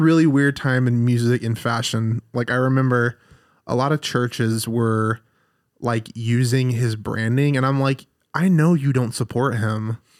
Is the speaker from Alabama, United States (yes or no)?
yes; Alabama, United States; moved away as an adult; now in Redding, United States; so I'm from Alabama